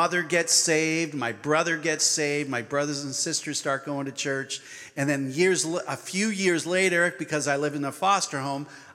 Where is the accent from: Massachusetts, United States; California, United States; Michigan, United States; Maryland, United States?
Massachusetts, United States; Boston; moved away; when I was a kid growing up in Boston